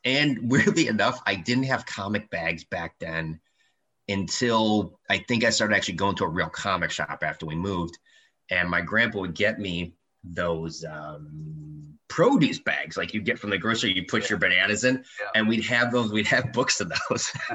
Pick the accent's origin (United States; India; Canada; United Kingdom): United States; Detroit, Michigan; So I grew up in Detroit. Actually, I grew up in Eight Mile in East Detroit